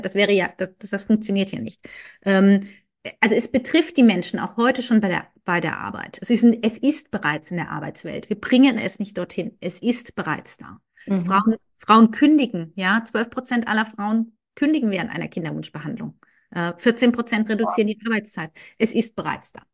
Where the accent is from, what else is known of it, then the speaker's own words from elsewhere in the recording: Karlsruhe, Baden-Württemberg, Germany; moved away as an adult; also born or lived in Koblenz / Frankfurt / England; ich komme ursprünglich aus dem Süden Deutschlands, aus Karlsruhe, bin da aufgewachsen